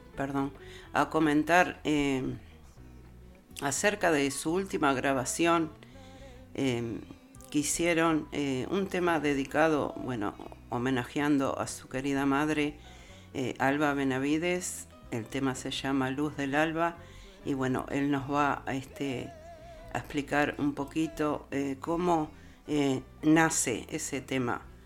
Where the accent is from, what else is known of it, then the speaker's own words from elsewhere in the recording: Uruguay; now in Sydney, Australia; somos los uruguayos, los de allá y los de acá